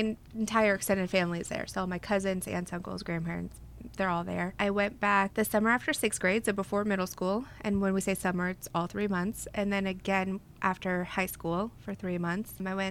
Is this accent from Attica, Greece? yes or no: yes; Athens, Attica, Greece; moved away; I'm from Athens, Greece